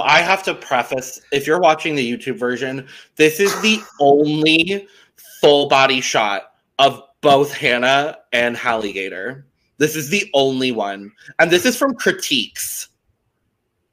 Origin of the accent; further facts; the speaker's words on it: United States; I'm American